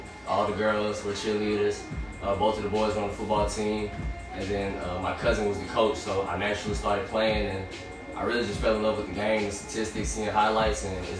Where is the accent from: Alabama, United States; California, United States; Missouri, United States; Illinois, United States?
Alabama, United States; Madison; also born or lived in New Orleans, Louisiana; wide receiver at Miles College, and born in New Orleans, Louisiana, from Madison, Alabama.